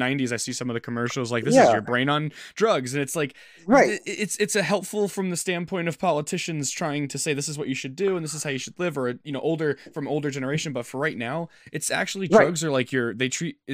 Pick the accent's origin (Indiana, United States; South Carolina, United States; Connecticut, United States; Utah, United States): Connecticut, United States; I'm from Connecticut